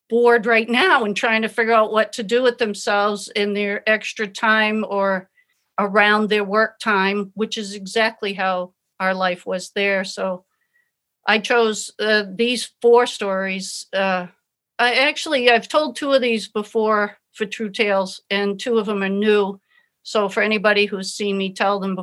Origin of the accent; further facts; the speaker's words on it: Kittery, Maine, United States; I come from Kittery. You know, it's humid, it's cool